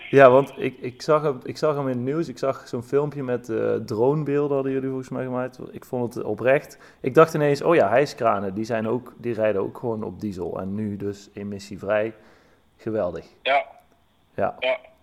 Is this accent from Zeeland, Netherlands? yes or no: no; Eindhoven, North Brabant, Netherlands; ik kom zelf uit Eindhoven.